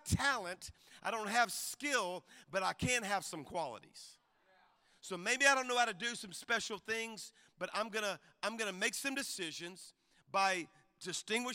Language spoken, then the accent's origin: English; South Louisiana, United States; now in Alabama, United States; I grew up in Louisiana. Our church is in Alabama, but I'm a Cajun from South Louisiana